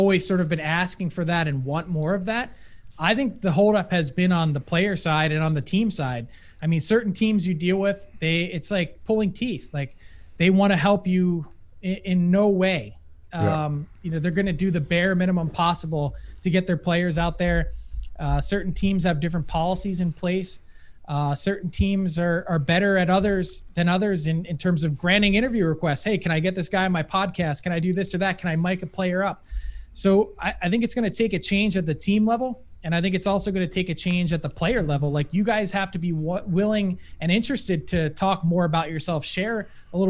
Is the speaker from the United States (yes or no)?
yes; United States; now in Canada; being an American